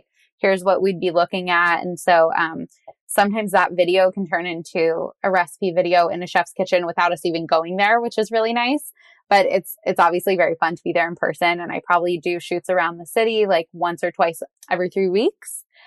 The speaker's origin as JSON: {"language": "English", "region": "Southern California", "country": "United States", "tie": "born or raised there", "said": "I grew up in Southern California"}